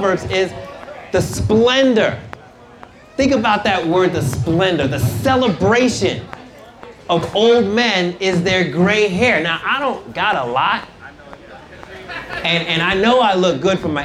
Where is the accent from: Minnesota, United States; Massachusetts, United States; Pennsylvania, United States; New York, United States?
New York, United States; New York City; I grew up in New York City